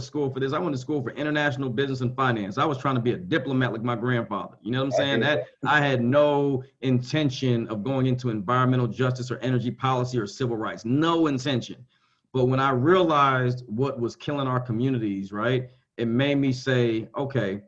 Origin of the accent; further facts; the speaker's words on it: Columbus, Georgia, United States; also born or lived in Boston, Massachusetts; I'm from Boston, right? I was born in Boston, grew up in Columbus, Georgia